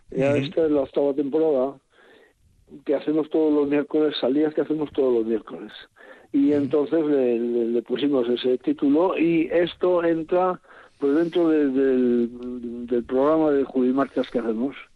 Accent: Oreitia, Basque Country, Spain; yo soy de Oretia, yo soy de nacido en Oretia.

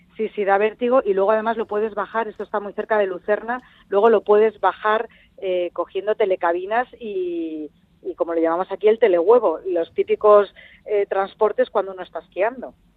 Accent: central Spain, Spain; vengo del centro de España donde la uva se cultiva a ras de tierra

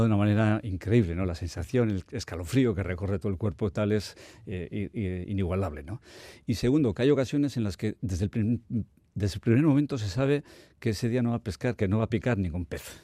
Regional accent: Bermeo, Basque Country, Spain; yo soy de Bermeo

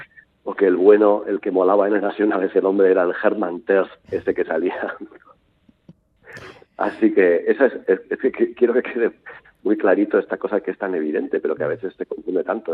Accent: Portugalete, Basque Country, Spain; moved away; also born or lived in Valladolid / Madrid; yo soy de Portugalete. ¿eh? Sí. sí, viví en la adolescencia en Valladolid

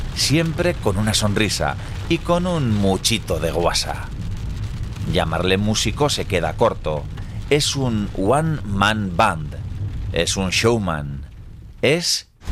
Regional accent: Tolosa, Basque Country, Spain; yo soy de Tolosa

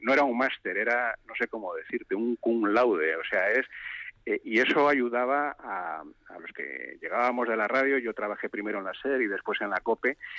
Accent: Galicia, Spain; soy gallego, en la provincia de Lugo

